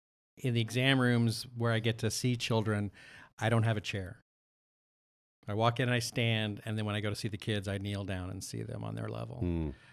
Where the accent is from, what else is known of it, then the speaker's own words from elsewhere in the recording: West Coast, United States; now in Texas, United States; So I did not grow up in church. Right. I grew up on the West Coast